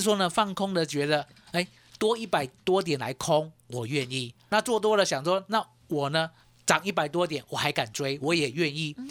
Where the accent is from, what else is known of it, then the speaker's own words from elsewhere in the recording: Taiwan; 我们台湾人很厉害哦